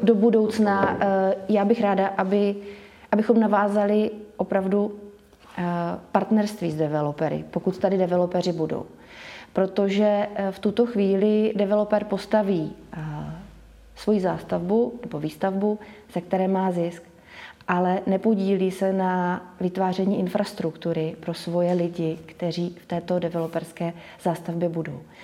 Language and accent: Czech; Boskovice, South Moravian Region, Czechia; also born or lived in Prague; Boskovice jsem vnímala vždycky jako město, kde máme všechno. A když jsem se vrátila z Prahy, kdy jsem žila